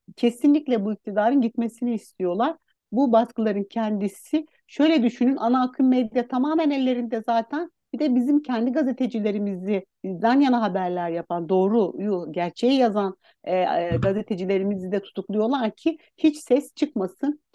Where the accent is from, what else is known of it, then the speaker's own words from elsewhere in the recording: Istanbul, Turkey; also born or lived in Aksaray; E, ben Aksaray doğumluyum. 4 yaşından beri İstanbul'da yaşıyorum